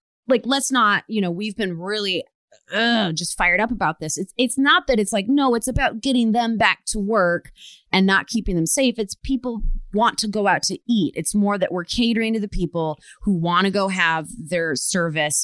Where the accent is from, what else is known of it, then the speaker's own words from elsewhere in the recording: Rochester, Michigan, United States; now in California, United States; the Detroit suburbs, I'm from Rochester, Michigan